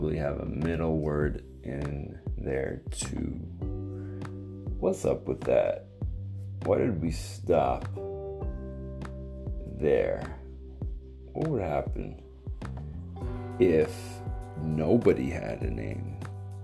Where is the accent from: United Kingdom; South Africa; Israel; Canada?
Canada; I am Canadian